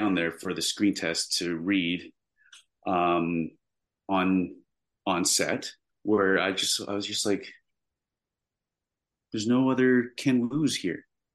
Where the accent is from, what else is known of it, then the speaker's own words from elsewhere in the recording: Canada; I am Canadian